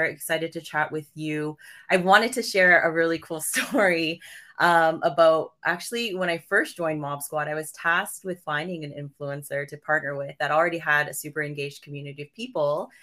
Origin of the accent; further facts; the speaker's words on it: Toronto, Ontario, Canada; I was born and raised in Toronto, but I'm a child of immigrant parents